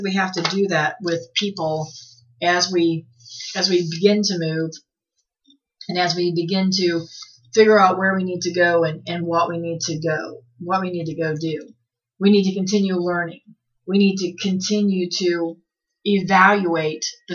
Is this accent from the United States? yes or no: yes; Midwest, United States; moved away; I'm from the Midwest